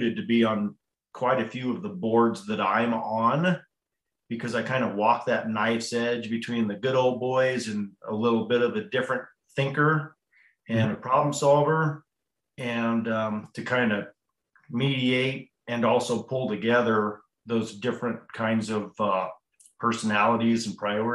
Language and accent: English; Hotchkiss, Colorado, United States; I was born and raised in Hotchkiss, Colorado, which is a little town just down the road from Crawford